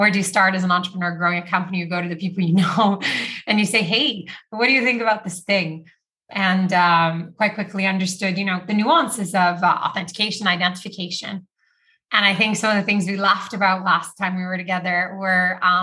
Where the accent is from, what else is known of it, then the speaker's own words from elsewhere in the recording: Rio de Janeiro, Brazil; moved away; also born or lived in Canada; I grew up actually in Brazil, in Rio.